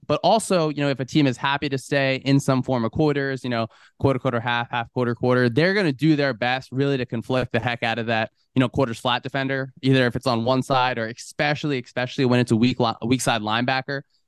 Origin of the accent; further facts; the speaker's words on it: New Jersey, United States; moved away as an adult; also born or lived in Texas; one of my first years in Texas, growing up in New Jersey